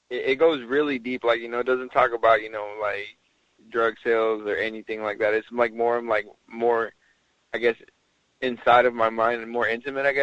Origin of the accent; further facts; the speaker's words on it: Mexico City, Mexico; also born or lived in Tijuana / San Diego; now in Dallas, United States; well, basically, I'm from Mexico City. Uh, my whole life, I've lived in big cities.